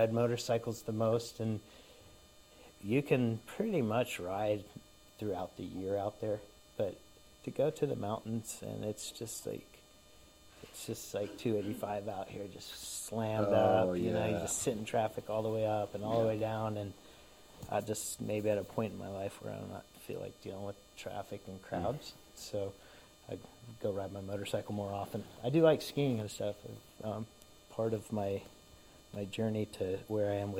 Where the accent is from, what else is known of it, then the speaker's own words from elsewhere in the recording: Dunwoody, Georgia, United States; I grew up in Dunwoody